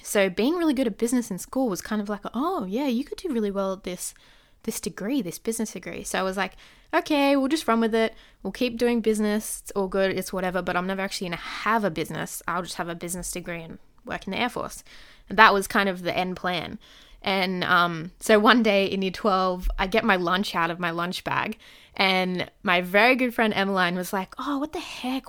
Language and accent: English; Sydney, New South Wales, Australia; I'm from Sydney, Australia.